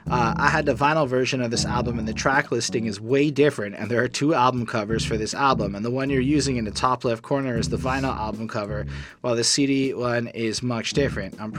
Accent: Montreal, Quebec, Canada; born or raised there

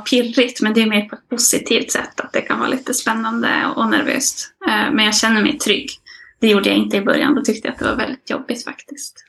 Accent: Malmberget, Norrbotten County, Sweden; moved away as an adult; now in Jokkmokk, Sweden; Jag är född och uppvuxen i Malmberget, eh, men jag bor nu i Jokkmokk sedan några år tillbaka

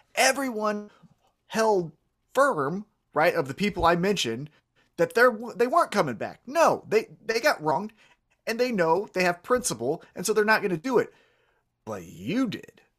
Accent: Kansas City, United States; I'm from Kansas City

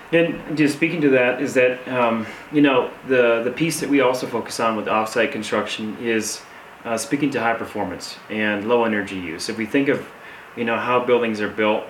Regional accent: Saginaw, Michigan, United States; now in Grand Junction, United States; I'm originally from Michigan, and I currently am living in Colorado in Grand Junction

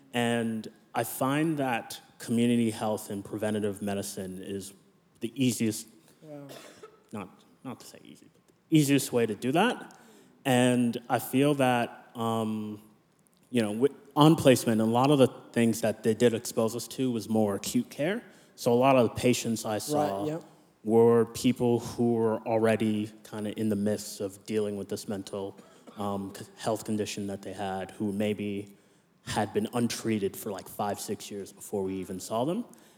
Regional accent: Nigeria; born there; I was born in Nigeria, but I'm a US citizen, Canadian permanent resident, Australian citizen.

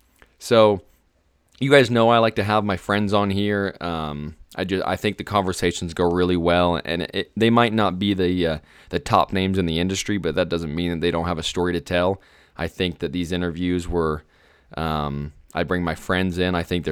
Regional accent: Arizona, United States; I'm from Arizona. I went to school in Wyoming.

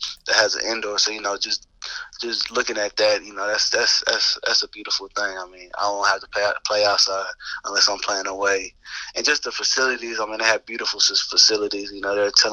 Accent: Texas, United States; also born or lived in Lubbock, Texas; I'm from Texas, so usually it's always I went to A&M or Texas or Texas Tech

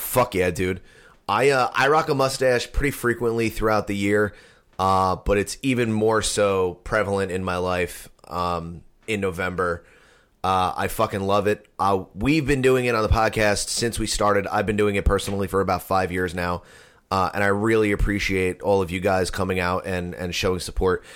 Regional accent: New Jersey, United States; we're from New Jersey

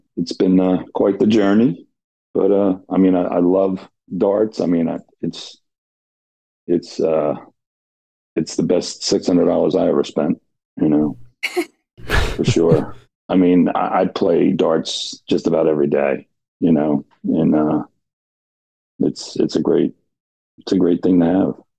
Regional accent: New Jersey, United States; now in St. Augustine, United States; I grew up in Jersey

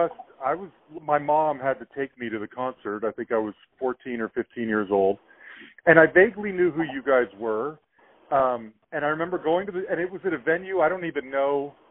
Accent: Salt Lake City, Utah, United States; now in Louisville, United States; Growing up in Salt Lake, bands didn't come through there very often.

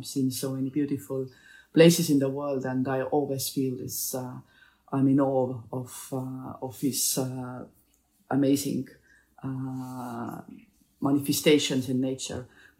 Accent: Estonia

